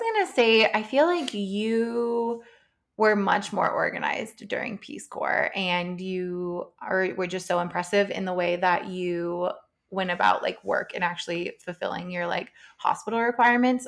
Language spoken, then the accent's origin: English; United States; as an American